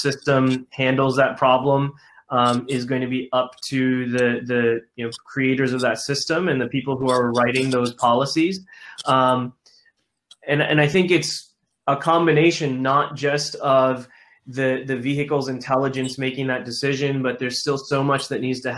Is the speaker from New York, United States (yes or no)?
no; Detroit, Michigan, United States; I'm a Detroit kid. I grew up in the Detroit suburbs